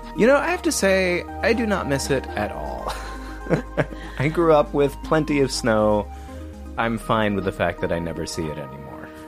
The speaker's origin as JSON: {"language": "English", "town": "Chicago", "region": "Illinois", "country": "United States", "tie": "born or raised there", "moved": "yes", "lives_now": "Texas, United States", "said": "I grew up in Chicago"}